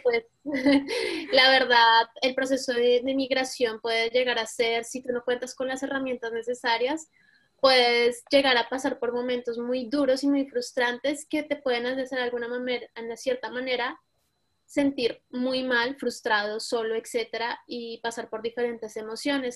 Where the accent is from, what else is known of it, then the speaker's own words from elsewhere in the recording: Colombia; moved away as an adult; now in Paris, France; Soy colombiana, viviendo en París desde hace cinco años.